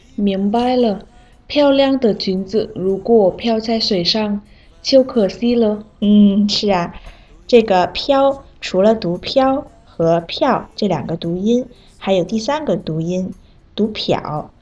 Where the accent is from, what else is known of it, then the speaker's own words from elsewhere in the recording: Vietnam; 我是来自越南的